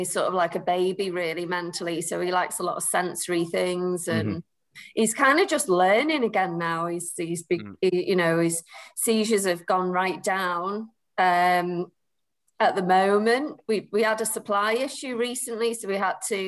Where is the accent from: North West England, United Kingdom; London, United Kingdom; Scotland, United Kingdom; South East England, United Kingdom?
North West England, United Kingdom; Preston; I'm from Preston.